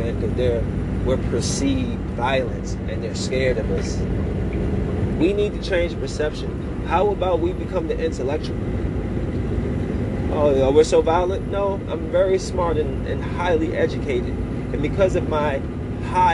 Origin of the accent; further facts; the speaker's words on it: Bowie, Maryland, United States; moved away; I'm from the suburbs. I'm from Bowie, Maryland.